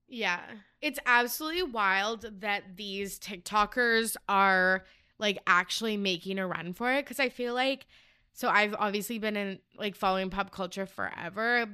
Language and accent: English; Canada; I am from Canada